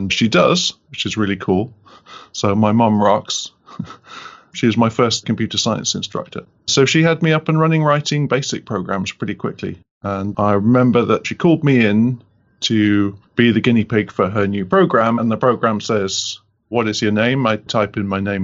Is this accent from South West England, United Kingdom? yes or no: yes; Cornwall, South West England, United Kingdom; I'm from Cornwall, England